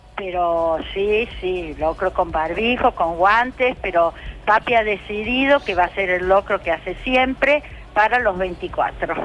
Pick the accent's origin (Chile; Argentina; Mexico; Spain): Argentina; Rosario, Santa Fe; yo soy rosarina